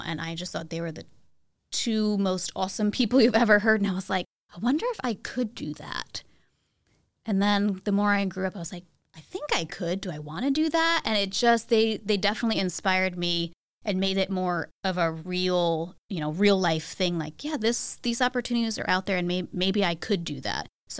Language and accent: English; Cornwall, New York, United States; Home for me is a town in New York that goes by the name of Cornwall. Most people don't know it. It's about an hour north of New York City on the Hudson River